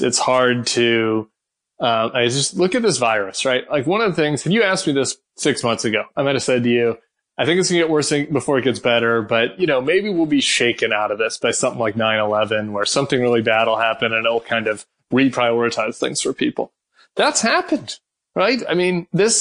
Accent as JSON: {"language": "English", "town": "St. Louis", "region": "Missouri", "country": "United States", "tie": "born or raised there", "said": "I grew up in St. Louis"}